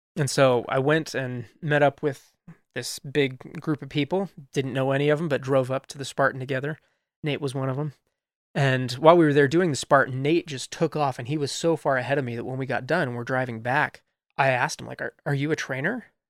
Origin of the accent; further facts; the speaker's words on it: Colorado Springs, Colorado, United States; moved away as an adult; also born or lived in St. Louis, Missouri; now in Utah, United States; I was I was actually born in St. Louis, Missouri, and I grew up mostly in Colorado Springs, though Colorado Springs, Colorado, and I still love it